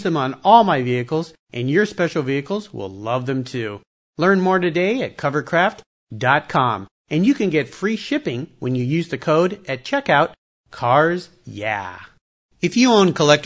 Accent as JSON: {"language": "English", "town": "San Diego", "region": "California", "country": "United States", "tie": "born or raised there", "said": "growing up in Southern California, San Diego"}